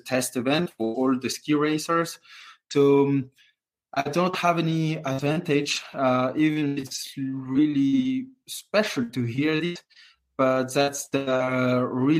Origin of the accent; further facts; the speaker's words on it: Courchevel, Auvergne-Rhône-Alpes, France; also born or lived in Moûtiers; I grew up in Courchevel in the family hotel my whole life, and now I'm more on the circus and away from Courchevel, but still, it's still my hometown.